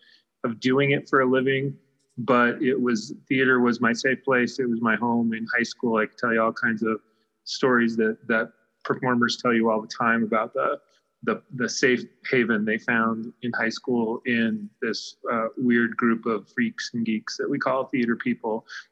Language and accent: English; Arvada, Colorado, United States; also born or lived in Denver; I'm a Denver native. I grew up in Arvada